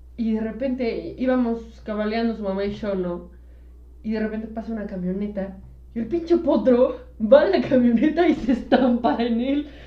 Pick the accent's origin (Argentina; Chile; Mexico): Mexico; Mexico City; sí somos chilangos